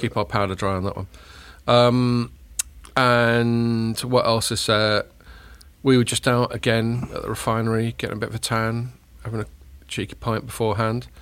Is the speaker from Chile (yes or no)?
yes; Chile; I was born in Chile.